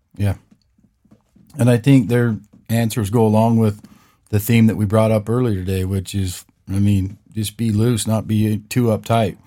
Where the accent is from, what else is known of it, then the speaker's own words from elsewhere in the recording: Vernal, Utah, United States; I grew up in Vernal